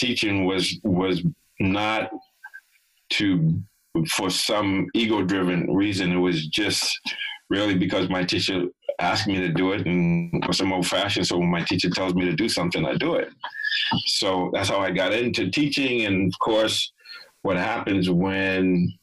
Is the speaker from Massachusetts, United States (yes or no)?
yes; Boston, Massachusetts, United States; I grew up in Boston and lived in Boston when I got clean